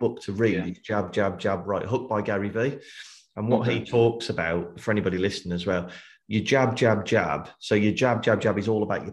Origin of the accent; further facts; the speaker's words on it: United Kingdom; as British people